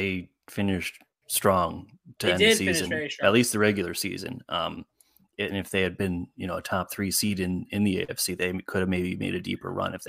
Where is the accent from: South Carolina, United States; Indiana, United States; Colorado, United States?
Indiana, United States; a team from my home state, the Indianapolis Colts.